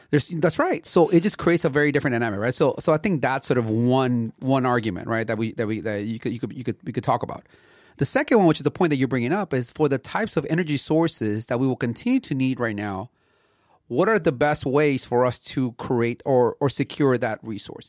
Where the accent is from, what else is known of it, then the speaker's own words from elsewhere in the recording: Los Angeles, California, United States; growing up in L A and seeing the amount of smog that was here in the eighties